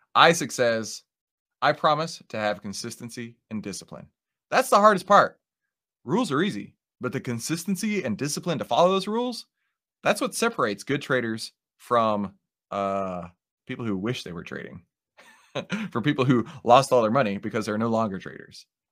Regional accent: Texas, United States; accent: Texas; my Texas accent

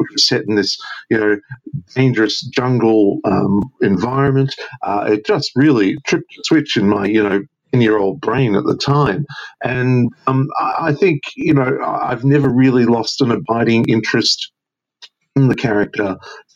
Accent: Australia; as a kid growing up in Australia

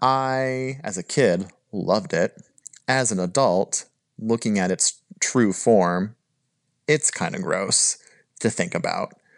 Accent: California, United States; moved away as an adult; also born or lived in North Carolina; I was born and raised in California

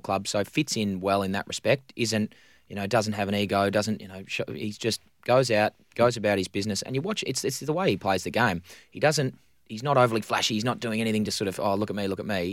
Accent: Victoria, Australia; moved away; growing up in Victoria

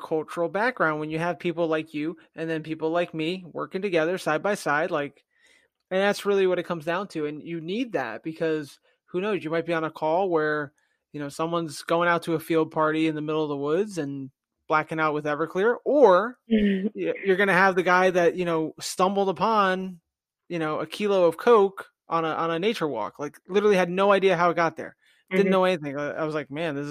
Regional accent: New Jersey, United States; where I grew up in Jersey, two traffic lights.

